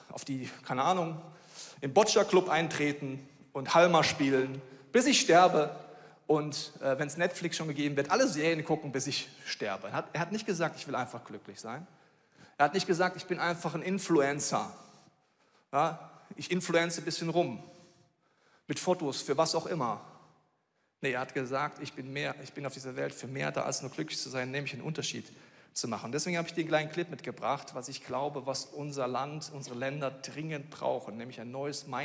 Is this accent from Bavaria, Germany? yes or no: yes; Bavaria, Germany; So, ich komme aus Bayern, ich muss dir sagen, ich dachte, das ist ein Witz.